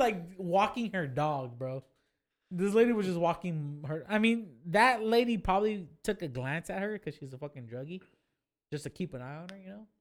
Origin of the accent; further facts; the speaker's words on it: Fresno, California, United States; I'm from Fresno.